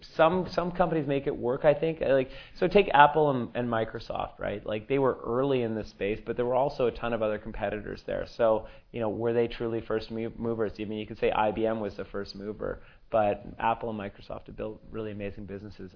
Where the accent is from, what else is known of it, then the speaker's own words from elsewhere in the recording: Sri Lanka; moved away; I come from Sri Lanka